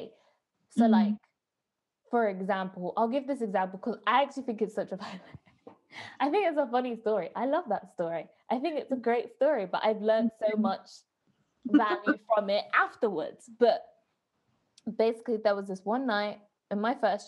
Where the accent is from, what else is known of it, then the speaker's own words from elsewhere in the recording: Coventry, West Midlands, United Kingdom; I'm from Coventry